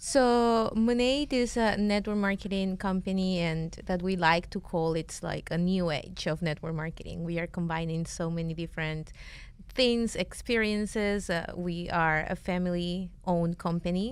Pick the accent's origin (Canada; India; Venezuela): Venezuela; English is a second language; now in United States; we're from Venezuela